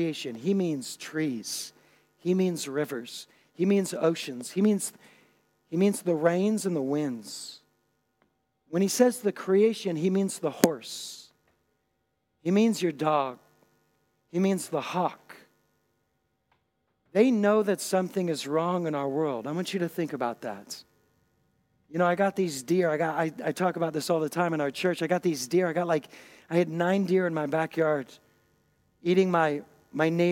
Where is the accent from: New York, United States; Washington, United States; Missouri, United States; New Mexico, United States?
Washington, United States; Puget Sound; now in Germany; I grew up on the Puget Sound